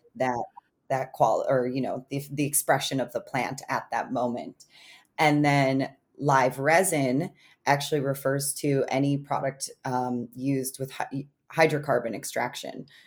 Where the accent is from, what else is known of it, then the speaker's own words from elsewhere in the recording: Illinois, United States; moved away; Illinois is one of those states, my home state